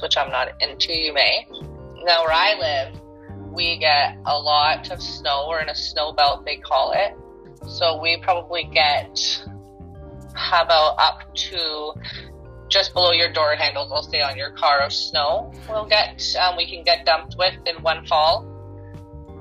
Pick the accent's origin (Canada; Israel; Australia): Canada; also born or lived in Greater Toronto Area, Ontario; I am from Canada. I live in the GTA, Ontario, so that's the Greater Toronto Area.